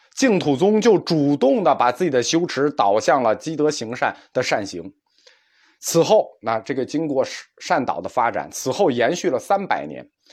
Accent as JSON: {"language": "Chinese", "country": "China", "said": "因为我们中国人相信是一分耕耘一分收获"}